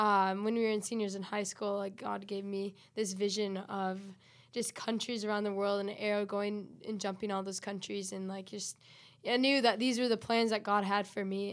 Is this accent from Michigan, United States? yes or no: yes; West Michigan, United States; I am originally, I grew up here